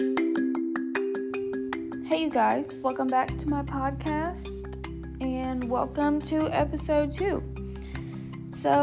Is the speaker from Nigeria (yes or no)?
no; Long Beach, Mississippi, United States; also born or lived in Wiggins, Mississippi; now in Hattiesburg, United States; I'm originally from Long Beach, Mississippi, but I moved to Wiggins in 2008 whenever my mom remarried